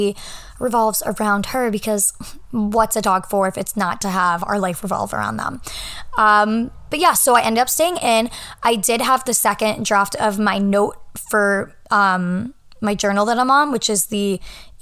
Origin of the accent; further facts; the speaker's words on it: New Hampshire, United States; moved away as an adult; now in New York City, United States; I am at my family's home in New Hampshire, which is where I'm from